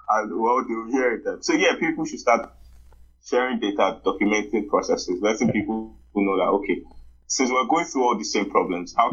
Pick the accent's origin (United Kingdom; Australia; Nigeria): Nigeria; Like as a Nigerian, you grow up learning to sort everything for yourself.